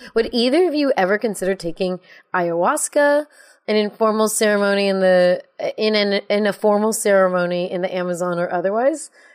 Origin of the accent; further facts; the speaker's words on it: United States; I'm American